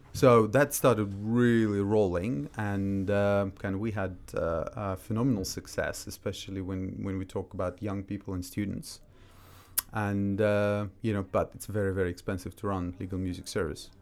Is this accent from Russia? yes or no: yes; Russia; moved away as an adult; also born or lived in Austria; now in London, United Kingdom; when I was growing up in Russia